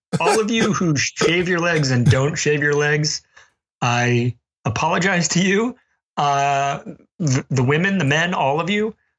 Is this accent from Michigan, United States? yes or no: no; Alabama, United States; now in New England, United States; I grew up in Alabama where it's hot and humid